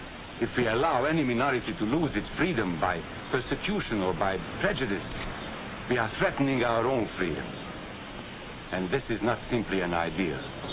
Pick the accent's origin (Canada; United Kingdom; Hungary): Hungary; born there; I was born in Hungary.